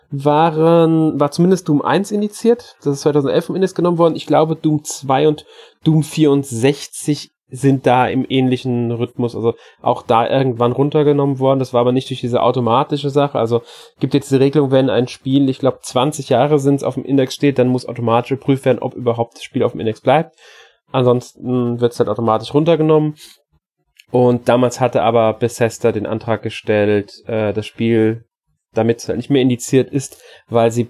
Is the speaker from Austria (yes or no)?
yes; Austria; Für, auch wieder, für mich als Österreicher